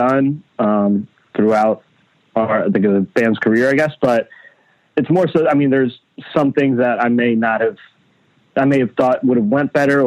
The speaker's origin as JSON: {"language": "English", "area": "Long Island", "region": "New York", "country": "United States", "tie": "born or raised there", "also_born_or_lived": "Queens, New York", "lives_now": "New York City, United States", "said": "around like 4 or 5 years old, we moved to Long Island. And that's where I spent like, you know, most of my life, you know, up till high school"}